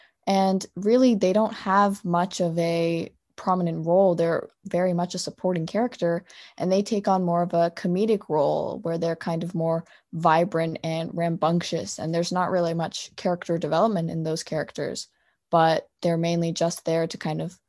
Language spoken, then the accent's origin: English; South India, India; But really, I'm South Indian and I'm a Christian.